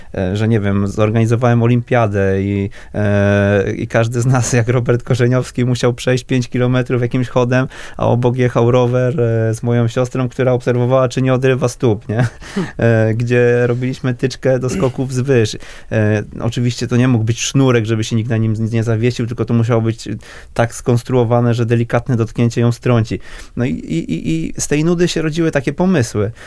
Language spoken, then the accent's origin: Polish; Wrocław, Lower Silesian Voivodeship, Poland; ja jestem z, z Wrocławia